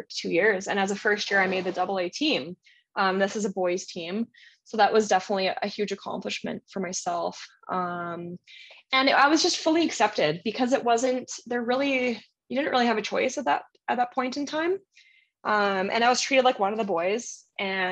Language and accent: English; Port Moody, British Columbia, Canada; We grew up in Port Moody, that's in British Columbia.